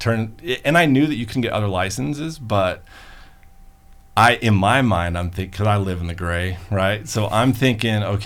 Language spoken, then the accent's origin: English; Colorado Springs, Colorado, United States; now in Arizona, United States; I'm from Colorado Springs. My wife is from Arizona. So that's why I'm in Arizona.